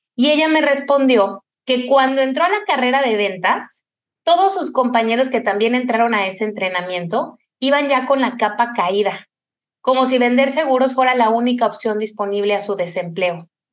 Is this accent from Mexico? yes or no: yes; Cuernavaca, Morelos, Mexico; En mi infancia en Cuernavaca, yo soy de allá